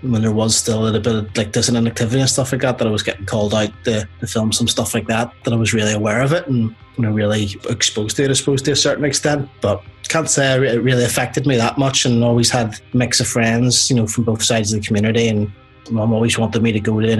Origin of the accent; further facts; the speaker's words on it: Coleraine, Northern Ireland, United Kingdom; also born or lived in Belfast; now in Groomsport, United Kingdom; Born in Belfast, yeah. And then spent a lot of my time growing up in the North Coast. So about 60 miles north of Belfast in a small town called Coleraine